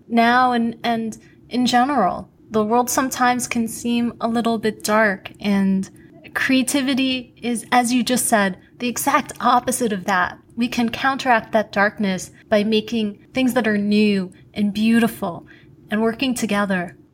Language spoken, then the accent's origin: English; New York City, New York, United States; I grew up in Queens